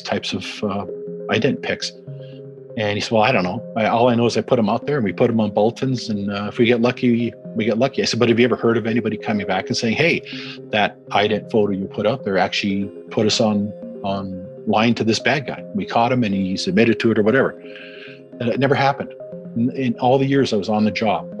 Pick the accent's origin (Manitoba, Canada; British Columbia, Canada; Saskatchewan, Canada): Manitoba, Canada; Winnipeg; I was born in Winnipeg